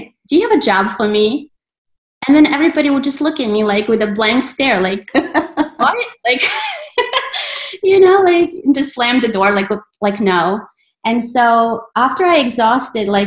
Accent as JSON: {"language": "English", "town": "Belgrade", "country": "Serbia", "tie": "born or raised there", "moved": "as an adult", "lives_now": "United States", "said": "I was born in Belgrade and then I moved to the States. Mm-hmm. When I was 18"}